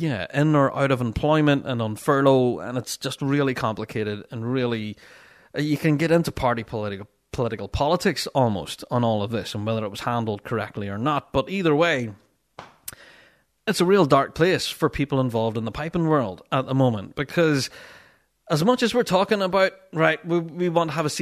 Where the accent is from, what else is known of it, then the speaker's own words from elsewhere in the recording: Dunoon, Scotland, United Kingdom; I remember being a kid growing up in Dunoon in Kyle, and I lived near the park. Kyle was more exciting than Christmas in our wee town